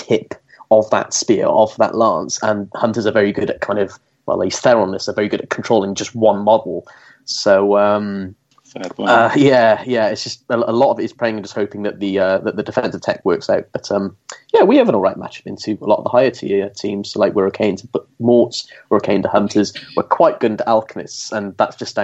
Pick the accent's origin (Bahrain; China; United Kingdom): United Kingdom; Welsh, Wales; I'm Welsh